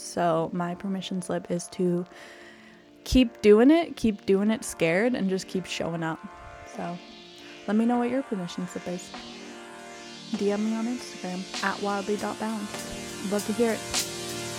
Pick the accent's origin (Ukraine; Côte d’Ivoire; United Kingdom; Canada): Canada; I'm Canadian